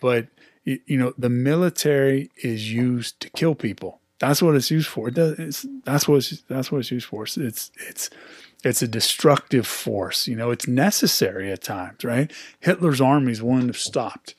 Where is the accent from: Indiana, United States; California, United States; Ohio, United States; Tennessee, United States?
California, United States; Pleasant Hill; I grew up in Pleasant Hill myself